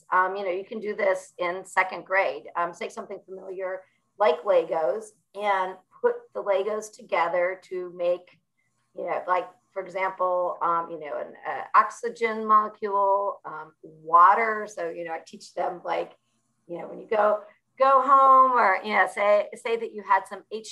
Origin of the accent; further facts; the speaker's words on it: Buffalo, New York, United States; I grew up in Buffalo, New York